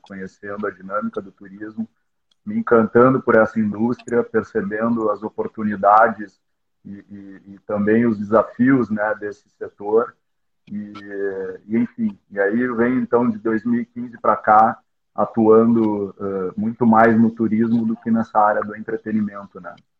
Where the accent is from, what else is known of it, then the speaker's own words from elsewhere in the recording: Porto Alegre, Rio Grande do Sul, Brazil; eu sou originalmente de Porto Alegre, né? Tô, tô sediado aqui